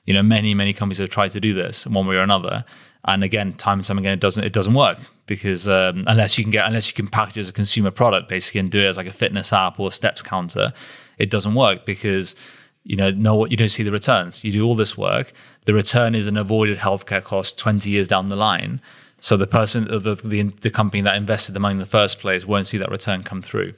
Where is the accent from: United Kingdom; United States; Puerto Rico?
United Kingdom; we as a British population